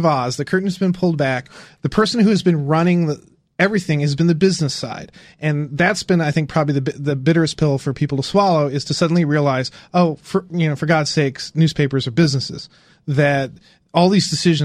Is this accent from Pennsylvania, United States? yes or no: no; Indiana, United States; I grew up in Indiana